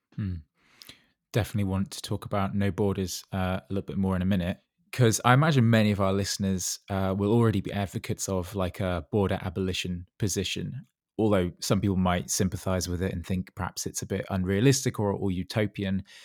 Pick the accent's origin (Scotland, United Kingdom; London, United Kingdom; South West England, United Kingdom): South West England, United Kingdom; Dorset; I grew up in Dorset